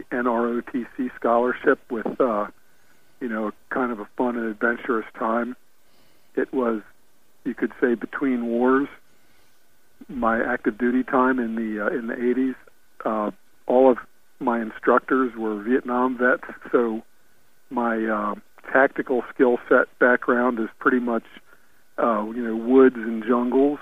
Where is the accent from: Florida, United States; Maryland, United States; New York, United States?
Maryland, United States; Baltimore; moved away as an adult; also born or lived in Virginia; I was raised in Baltimore, born in 57